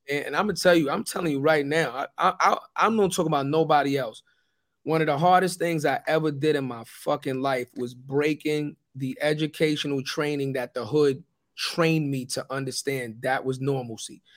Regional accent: New York City, New York, United States; when I grew up, I'm from Forrest Projects.

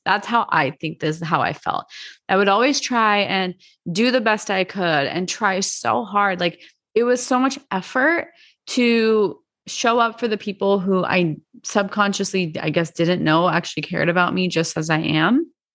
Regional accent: Arizona, United States; I grew up in Arizona.

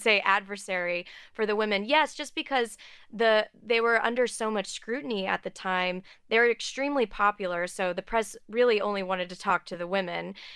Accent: outside of Houston, Texas, United States; I grew up outside of Houston.

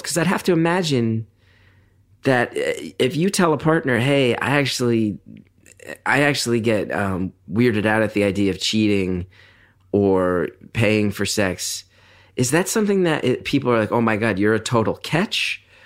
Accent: New York, United States; I come from New York where everyone's in therapy.

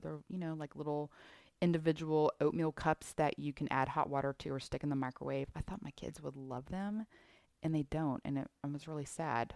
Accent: Houston, Texas, United States; I'm from Houston

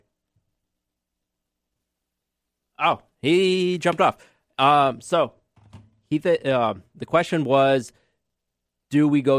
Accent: Connecticut, United States; I'm from Connecticut

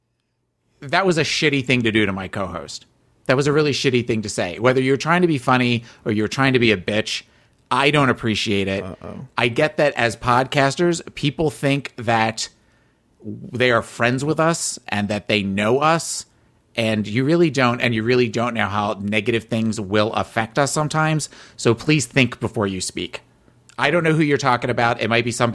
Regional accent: New Jersey, United States; moved away; I'm from New Jersey originally

